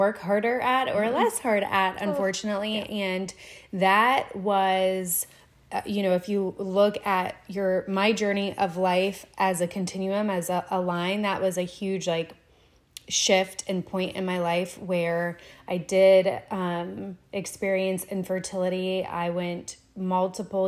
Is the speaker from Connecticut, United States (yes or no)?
no; Florida, United States; moved away; I am originally from Florida